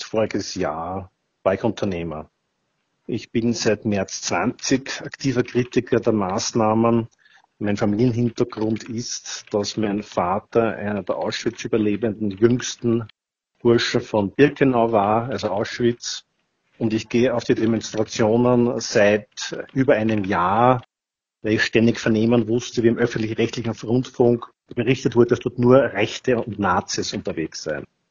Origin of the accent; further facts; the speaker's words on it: Vienna, Austria; Ich bin 1959 in Wien geboren